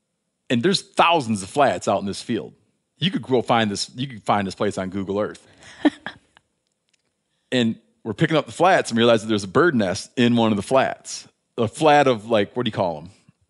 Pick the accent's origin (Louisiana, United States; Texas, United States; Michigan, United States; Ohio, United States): Michigan, United States; It identifies you as being from my home state of Michigan.